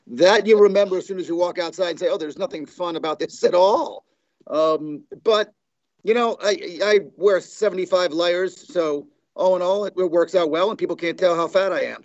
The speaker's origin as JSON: {"language": "English", "region": "New York", "country": "United States", "tie": "born or raised there", "also_born_or_lived": "Los Angeles, California", "moved": "yes", "lives_now": "Oklahoma, United States", "said": "I grew up in New York"}